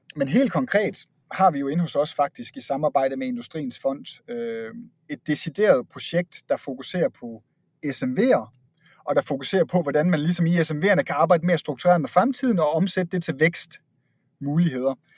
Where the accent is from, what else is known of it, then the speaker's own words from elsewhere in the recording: Denmark; accent: Jutlandic; moved away as an adult; now in Copenhagen, Denmark; jeg selv tilflytter til København fra Jylland, øh, som du måske kan høre på min accent